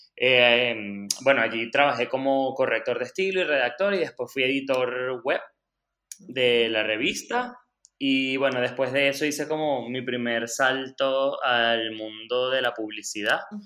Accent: Lechería, Anzoátegui, Venezuela; yo soy, este, por supuesto, venezolano. Nací y crecí en Lechería, en Anzuategui.

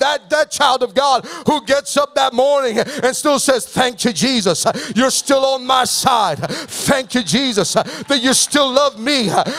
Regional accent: Philippines; So I'm Filipino.

